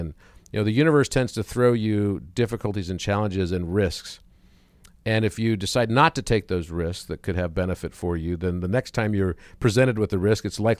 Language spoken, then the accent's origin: English; Wichita Falls, Texas, United States; I was born in Wichita Falls, Texas.